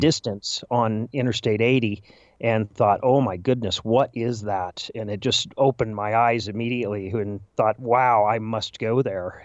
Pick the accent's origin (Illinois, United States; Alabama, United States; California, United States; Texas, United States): Illinois, United States; Chicago; as a Chicagoan